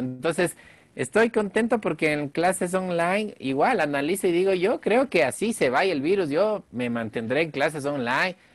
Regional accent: Quito, Pichincha, Ecuador; soy el único quiteño dentro de esta producción lojana

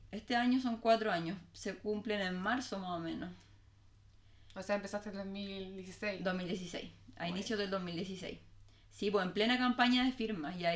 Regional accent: Talcahuano, Biobío, Chile; also born or lived in Viña del Mar / Valparaíso; Estuve dos años, de hecho, dos años y medio en Valpo y me vine a Talcahuano muy bebé.

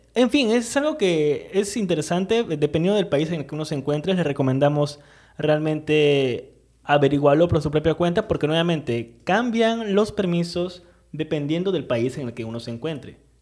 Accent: Peru; Estamos en Perú actualmente y pues nada, bueno, igual, por más que donde estemos, nuestro pasaporte sigue siendo peruano

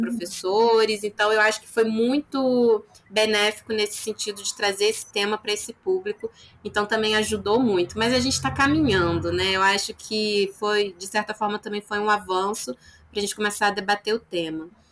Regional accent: Nova Friburgo, Rio de Janeiro, Brazil; a minha cidade, eu sou de Nova Friburgo, região serrana do Rio de Janeiro

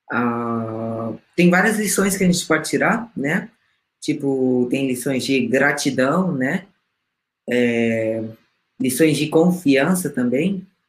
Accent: Peru; moved away; eu também falo espanhol, né, eu sou peruana

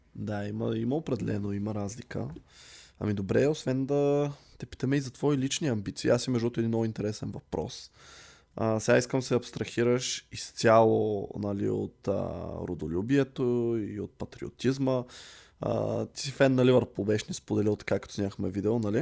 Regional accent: Targovishte, Targovishte Province, Bulgaria; ние с колегата сме от търговище

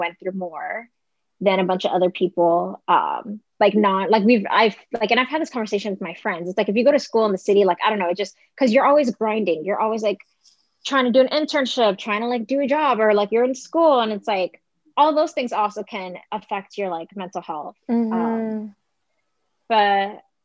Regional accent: Las Vegas, Nevada, United States; moved away as an adult; now in New York, United States; I grew up in Vegas, but I moved to New York when I was going to school.

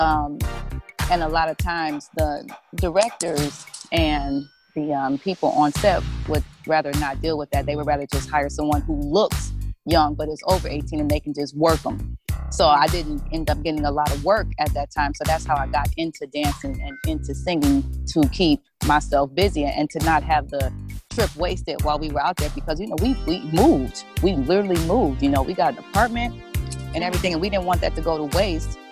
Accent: Detroit, Michigan, United States; i'm from detroit

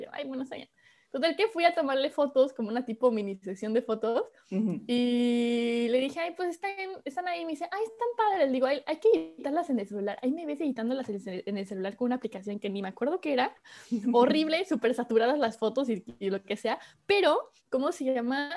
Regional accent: Córdoba, Veracruz, Mexico; moved away as an adult; now in Paris, France; soy de México, de Córdoba, Veracruz para ser exacto

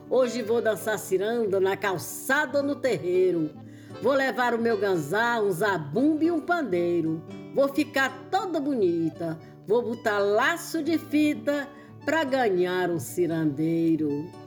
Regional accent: Poeiras, Ceará, Brazil; Eu nasci em Poeiras, terra boa é meu lugar. Sou cearense da gema, tenho orgulho de falar.

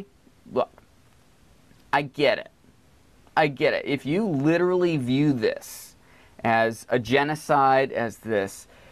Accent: Maine, United States; I grew up in Maine

